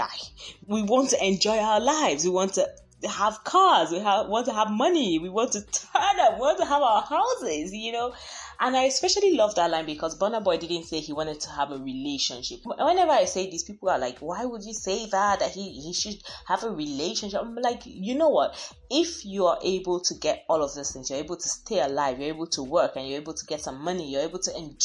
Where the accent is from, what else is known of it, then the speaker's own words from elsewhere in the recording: Nigeria; I am Nigerian